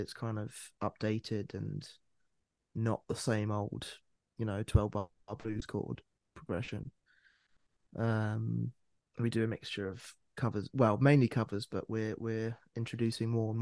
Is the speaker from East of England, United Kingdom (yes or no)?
yes; Bedfordshire, East of England, United Kingdom; also born or lived in London / Cambodia; But I've been in Bedfordshire most of my life. I grew up here